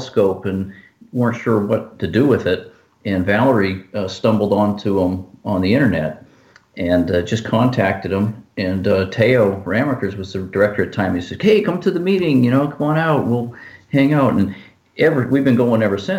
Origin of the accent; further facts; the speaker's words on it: Florida, United States; spent a lot of time growing up in Florida where, all of our field trips were to Cape Kennedy